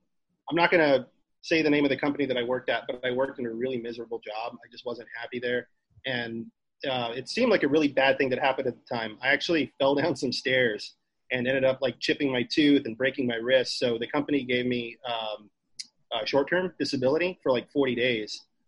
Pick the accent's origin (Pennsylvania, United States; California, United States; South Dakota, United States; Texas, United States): Texas, United States; Kingsville; moved away; I came from Kingsville, which if you know anything about Kingsville, is there's nothing there.